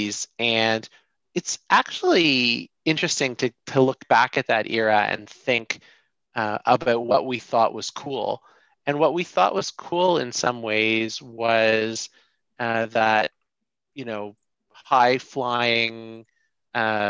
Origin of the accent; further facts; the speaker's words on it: Toronto, Ontario, Canada; also born or lived in Ottawa; I born and raised in Toronto, lived almost my whole life here